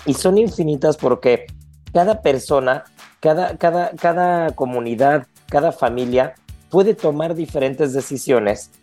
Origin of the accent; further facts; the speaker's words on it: Mexico; como cocineros, como gastrónomos y como mexicanos